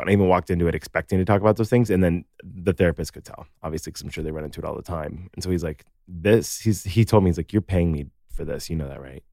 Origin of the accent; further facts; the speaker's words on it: Naperville, Illinois, United States; I'm from Naperville